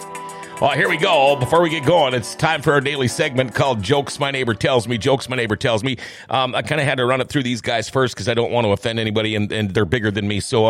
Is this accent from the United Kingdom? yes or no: no; Thief River Falls, Minnesota, United States; I grew up in Thief River Falls, all right?